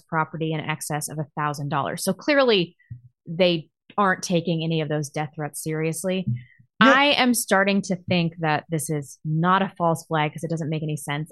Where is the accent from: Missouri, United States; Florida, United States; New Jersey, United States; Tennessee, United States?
Missouri, United States; Chesterfield; from Chesterfield, Missouri, my hometown. Went to my high school